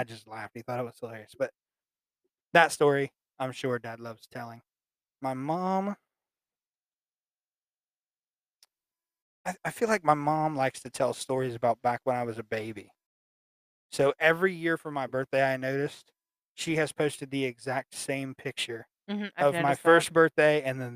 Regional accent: Florida, United States; now in Ohio, United States; I was born in Florida

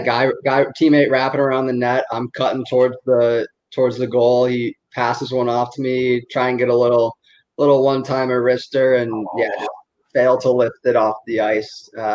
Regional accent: Western New York, United States; growing up in Western New York

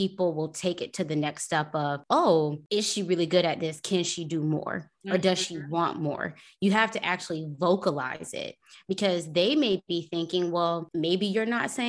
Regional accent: Tampa, Florida, United States; Okay. I'm from Tampa.

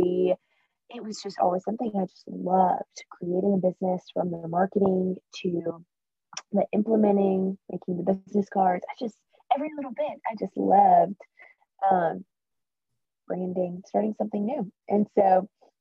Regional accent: Spartanburg, South Carolina, United States; moved away as an adult; now in Birmingham, United States; I grew up in Spartanburg, South Carolina, but I currently live in Birmingham, Alabama

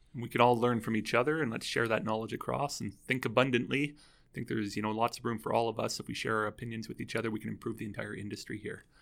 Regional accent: Calgary, Alberta, Canada; I am from Calgary here

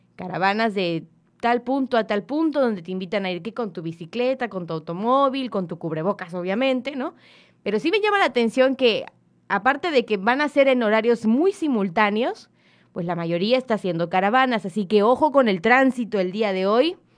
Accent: Mexico; somos mexicanos

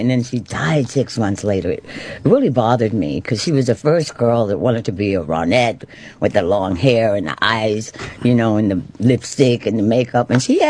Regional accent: New York City, New York, United States; growing up in Spanish Harlem, and my father's white, my mother's black

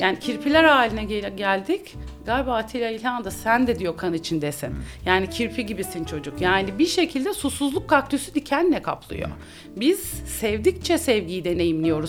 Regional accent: İzmir, Turkey; also born or lived in Bandırma; Ben İzmir'de büyüdüm.

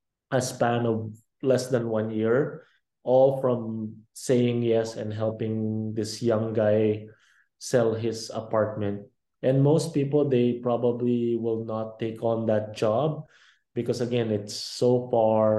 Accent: Philippines; now in Vancouver, Canada; I'm also from the Philippines and I grew up in the Philippines. I didn't just grow up in Canada.

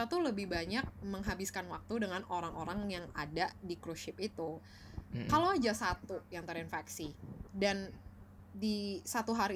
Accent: Indonesia; dia bisa aja terlihat kayak gue Asian looking tapi gue dari Indonesia banyak orang yang mungkin bisa aja ngira gue dari Cina gitu

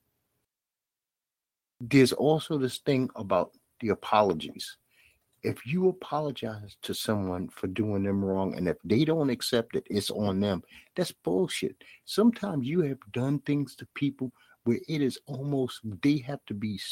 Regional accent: New York City, New York, United States; accent: Brooklyn accent; I'm from Bed-Stuy, Brooklyn

